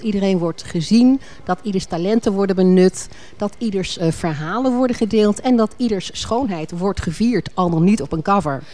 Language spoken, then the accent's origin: Dutch; Alphen aan den Rijn, South Holland, Netherlands; moved away; also born or lived in Rotterdam / Leiden; Maar ik ben opgegroeid in, uh, in Al van Rijn, geboren in Rotterdam